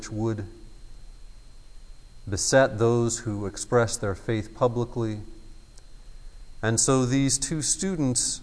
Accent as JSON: {"language": "English", "country": "United States", "said": "as an American who had grown up in the Methodist Church"}